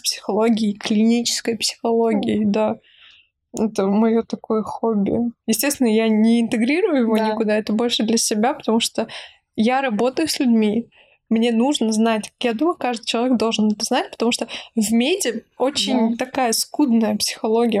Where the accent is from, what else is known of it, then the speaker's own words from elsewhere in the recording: Nalchik, Kabardino-Balkaria, Russia; из моего родного города Нальчик